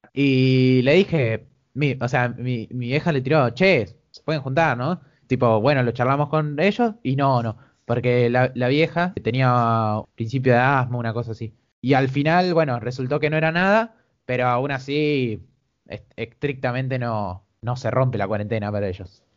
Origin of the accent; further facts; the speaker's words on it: Argentina; Como cualquier argentino